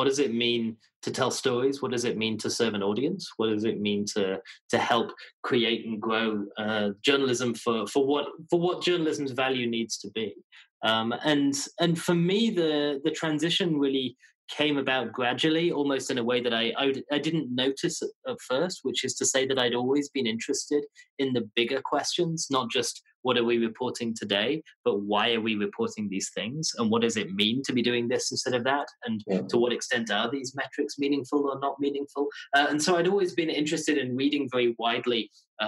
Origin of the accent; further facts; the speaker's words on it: Leeds, Yorkshire and the Humber, United Kingdom; moved away as an adult; also born or lived in London; now in New York, United States; I'm from the north of England, a city called Leeds